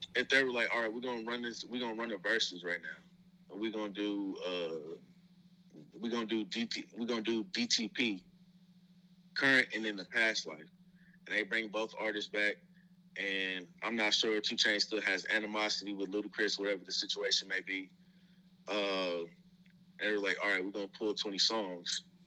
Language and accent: English; Houston, Texas, United States; also born or lived in Tennessee; I was born in Tennessee, but I was raised in Houston